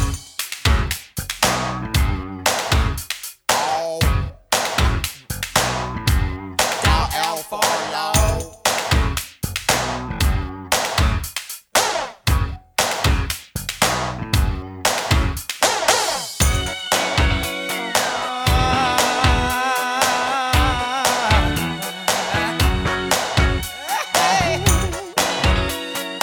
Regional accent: London, United Kingdom; also born or lived in Feltham; I grew up in London

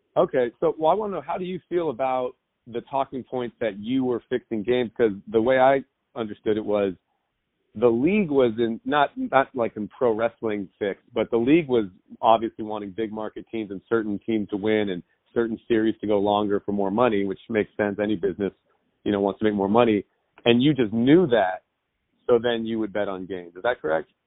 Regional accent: Southern California, United States; I grew up in Southern California

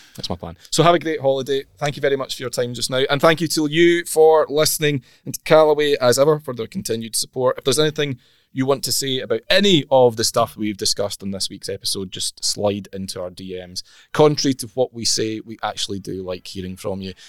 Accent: Scotland, United Kingdom; we're Scottish

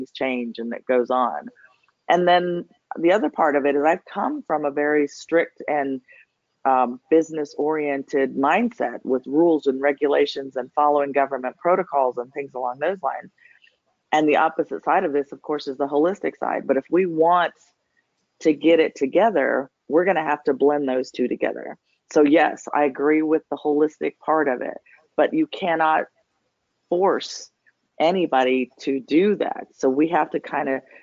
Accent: New Mexico, United States; moved away as an adult; also born or lived in Washington, D.C.; now in Georgia, United States; I'm from New Mexico.

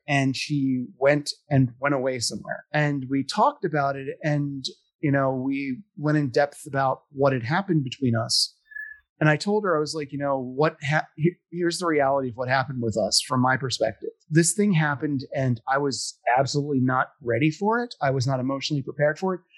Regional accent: Philadelphia, Pennsylvania, United States; I'm from Philadelphia.

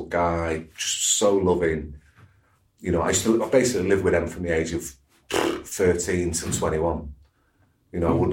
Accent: Cheadle, United Kingdom; I was brought up in Cheadle

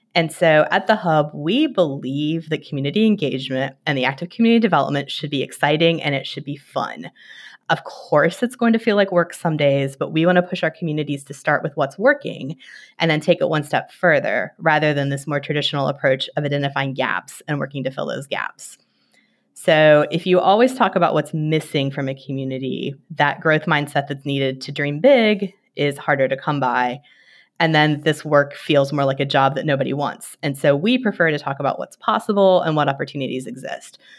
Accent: West Virginia, United States; moved away; like a lot of West Virginians, I spend a lot of times in the woods

